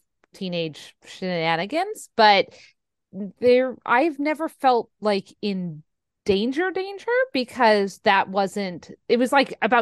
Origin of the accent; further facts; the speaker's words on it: San Jose, California, United States; now in Fresno, United States; San Jose, where my hometown